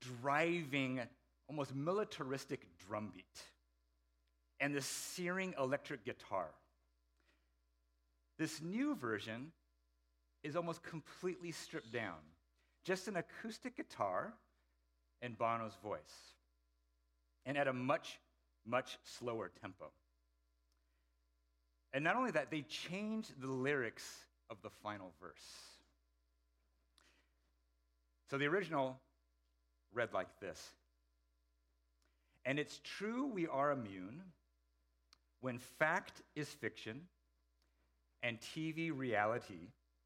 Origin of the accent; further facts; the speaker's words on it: Seattle, Washington, United States; moved away as an adult; also born or lived in Idaho; now in Bay Area, United States; Then I moved to Seattle, grew up there through my student years